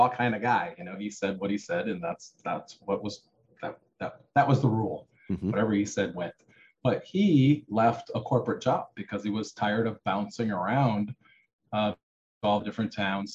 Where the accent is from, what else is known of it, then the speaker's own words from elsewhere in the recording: Iowa, United States; I grew up in Iowa on a farm.